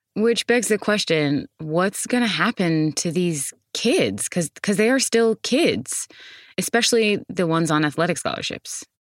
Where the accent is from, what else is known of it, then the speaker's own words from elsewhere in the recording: Texas, United States; As a Texan